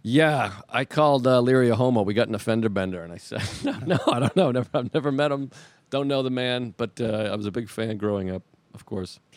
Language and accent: English; Boston, Massachusetts, United States; moved away; I'm from Boston